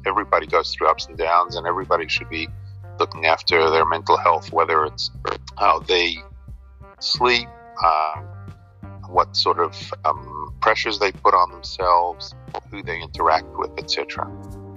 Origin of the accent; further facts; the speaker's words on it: New York City, New York, United States; now in Sydney, Australia; I grew up in Brooklyn, in New York